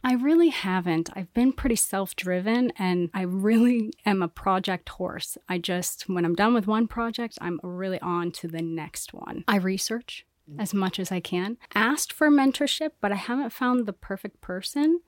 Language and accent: English; Council Bluffs, Iowa, United States; now in Miami, United States; I'm from Iowa, Council Bluffs, Iowa